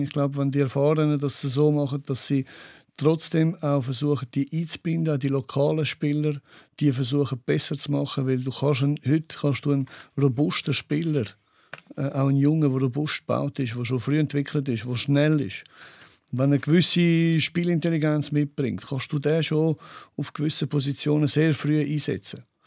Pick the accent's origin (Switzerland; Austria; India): Switzerland; bei uns in der Schweiz